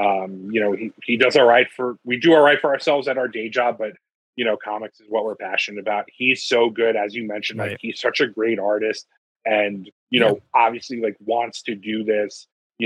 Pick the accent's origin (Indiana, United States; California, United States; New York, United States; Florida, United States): New York, United States; Long Island; We're both from Long Island